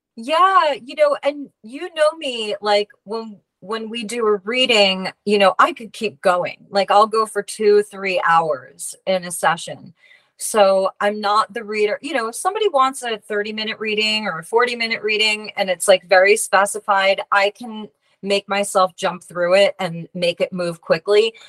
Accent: Long Island, New York, United States; I went to a local school on Long Island. And there was a, a shop in my hometown next to a cafe that I worked at.

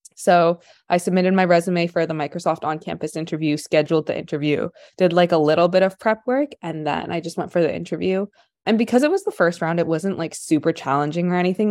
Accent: Ottawa, Ontario, Canada; moved away as an adult; also born or lived in Kingston; now in Vancouver, Canada; I spent my whole life, like, and Ottawa and then Kingston

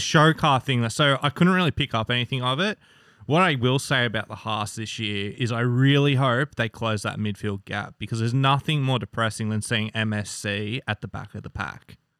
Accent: Australia; I'm Australian.

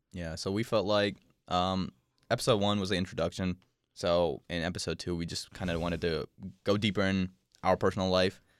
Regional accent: Dehradun, Uttarakhand, India; I was born in India

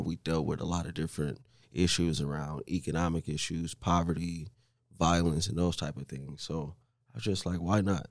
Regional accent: Omaha, Nebraska, United States; also born or lived in Saint Louis; born and raised in Omaha

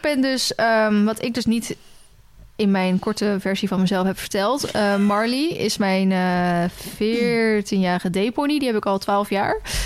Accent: Randstad, Netherlands; moved away; ik kom uit de Randstad. Dus dat is ook wel... Ik kom uit de stad, ben naar een dorp

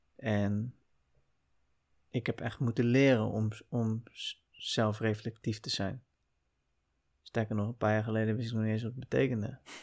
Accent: Uitgeest, North Holland, Netherlands; also born or lived in Heemskerk; ik ben opgegroeid in Uitgeest, een, eh, een klein dorp, kleine gemeente

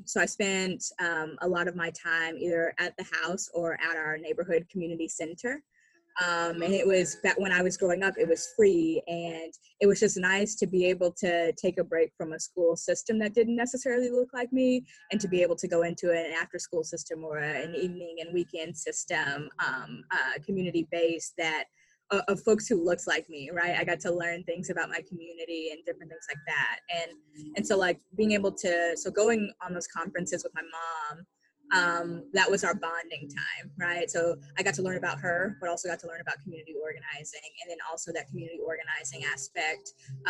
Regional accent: Oklahoma, United States; So growing up in Oklahoma's public education system

